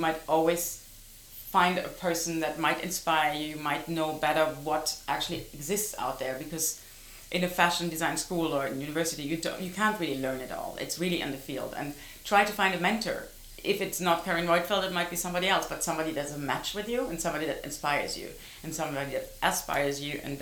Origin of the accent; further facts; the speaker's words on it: Heidelberg, Baden-Württemberg, Germany; moved away; I came from Heidelberg, a small town in Germany.